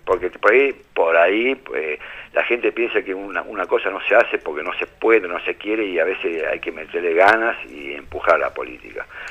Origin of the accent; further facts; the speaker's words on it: América, Buenos Aires Province, Argentina; Yo soy de América, provincia de Buenos Aires